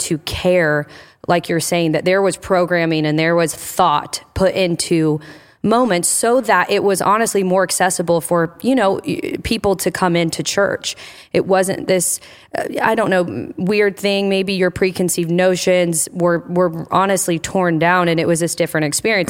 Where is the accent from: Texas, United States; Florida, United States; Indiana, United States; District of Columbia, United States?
Indiana, United States; also born or lived in Michigan; now in New Albany, Ohio, United States; I'm from Indiana